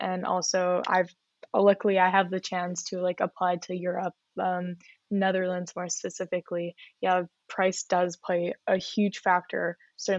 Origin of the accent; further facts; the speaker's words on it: Canada; I come from a country where, for me, I come from Canada.